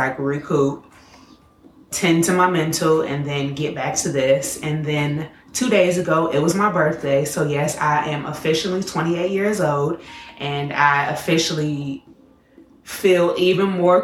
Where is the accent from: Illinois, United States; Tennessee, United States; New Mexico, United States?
Illinois, United States; Chicago; I'm from Chicago